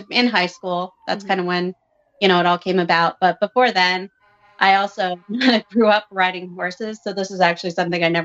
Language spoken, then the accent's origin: English; suburb of Providence, Rhode Island, United States; I grew up in a small town, suburb of Providence